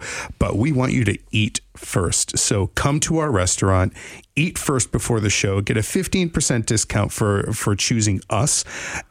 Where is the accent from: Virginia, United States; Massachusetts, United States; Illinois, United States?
Massachusetts, United States; Worcester; also born or lived in Ashford, Connecticut / Manchester, Connecticut / Los Angeles, California; now in West Haven, United States; I'm a Worcester boy, born and raised